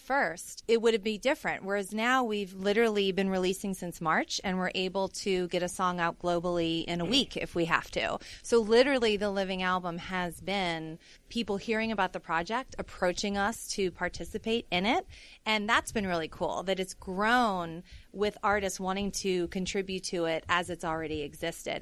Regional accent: New Orleans, Louisiana, United States; I'm from New Orleans.

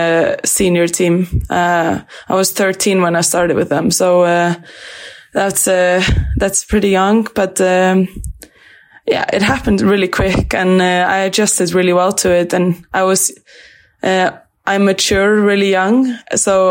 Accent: Grindavík, Southern Peninsula, Iceland; moved away as an adult; also born or lived in Sweden; now in Norway; I grew up in Grindavík. It's about maybe 40 minutes from Reykjavík.

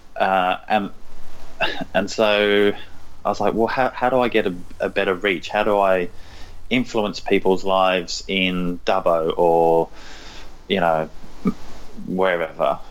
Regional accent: London, United Kingdom; moved away as an adult; also born or lived in Norfolk; now in Australia; So I was born in London, uh, I was there for a number of years, and then kind of we got further and further away from London, but still sort of in and around London.

